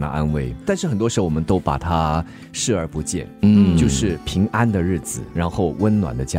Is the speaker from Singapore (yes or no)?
yes; Singapore; 我们新加坡这边